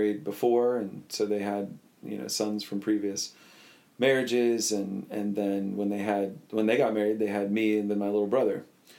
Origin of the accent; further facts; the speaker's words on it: Butler, Pennsylvania, United States; So I was born and raised in Butler, Pennsylvania, and my dad worked for Armco.